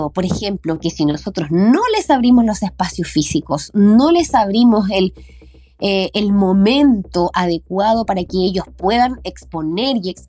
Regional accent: O'Higgins, Chile; son nuestras tradiciones, nuestra idiosincrasia como chilenos, como colchagüinos

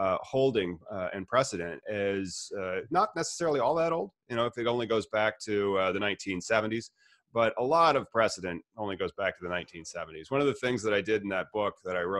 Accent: United States; as an American

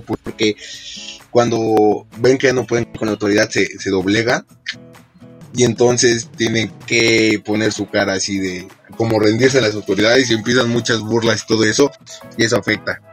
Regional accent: Mexico

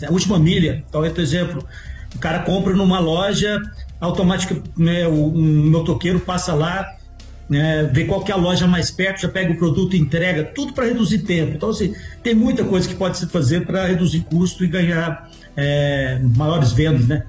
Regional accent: Minas Gerais, Brazil; sendo mineiro, a gente come quieto

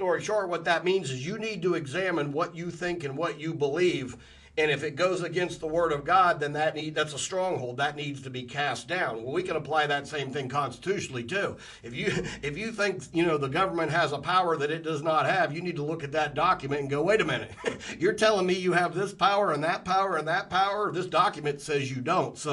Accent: Columbus, Ohio, United States; I was raised in Columbus, Ohio in the 80s

